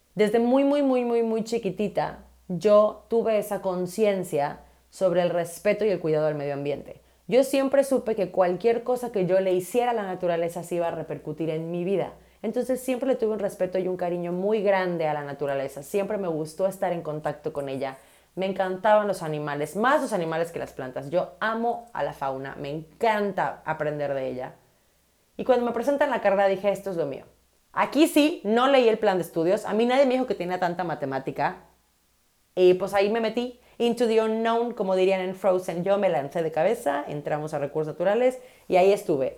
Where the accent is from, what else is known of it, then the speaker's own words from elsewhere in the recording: Mérida, Yucatán, Mexico; soy de Mérida, Yucatán, soy de la Ciudad Blanca.